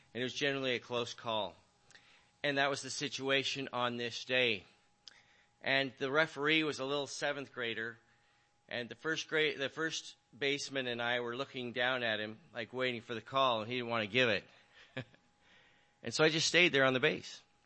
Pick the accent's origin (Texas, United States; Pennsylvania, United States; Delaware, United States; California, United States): California, United States; I'm from California